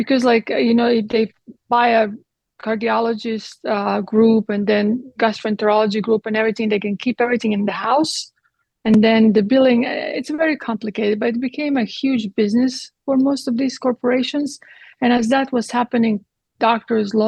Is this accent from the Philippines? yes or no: no; Croatia; now in Texas, United States; I was born in Croatia, that at the time was Yugoslavia.